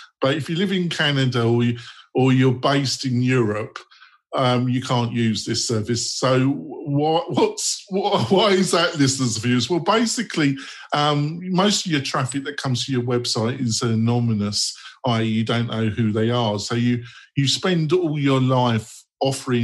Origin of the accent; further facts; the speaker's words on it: United Kingdom; also born or lived in London; I'm a British Christian socialist to my core